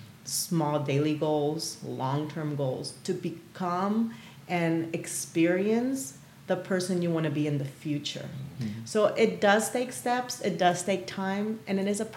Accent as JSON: {"language": "English", "country": "Paraguay", "tie": "born or raised there", "moved": "yes", "said": "I was born and raised in South America. So I'm originally from Paraguay"}